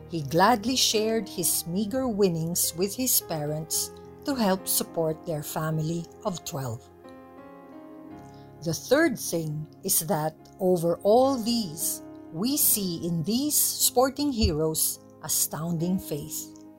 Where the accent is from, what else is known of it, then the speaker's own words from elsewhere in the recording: Philippines; As a Filipino, I am beyond proud of them.